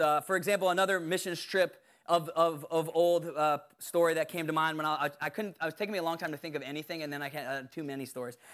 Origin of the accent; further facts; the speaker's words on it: Bermuda; I was born in Bermuda